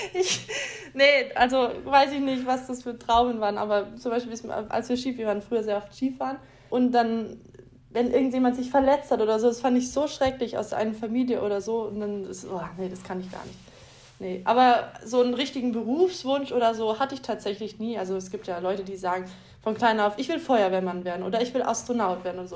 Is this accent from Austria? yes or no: no; Augsburg, Bavaria, Germany; ich bin in Augsburg geboren